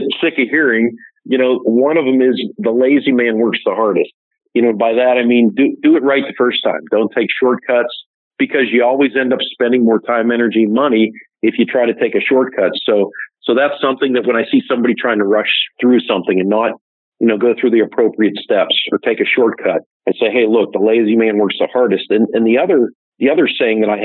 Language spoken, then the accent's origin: English; Pittsburgh, Pennsylvania, United States; born or raised there